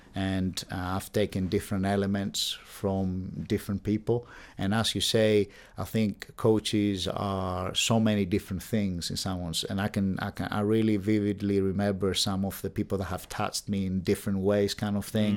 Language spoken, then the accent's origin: English; Athens, Attica, Greece; moved away as an adult; now in Bath, United Kingdom; I'm from Greece, Athens. Um, I was there till the age of eighteen, and then I decided to come to, uh, study at university here at the University of Bath